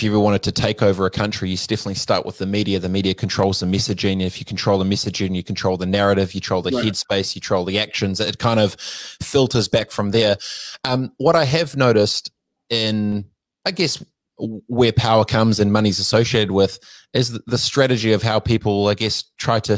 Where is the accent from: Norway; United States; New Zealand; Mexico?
New Zealand; I'm from New Zealand. We're a small nation of 5 million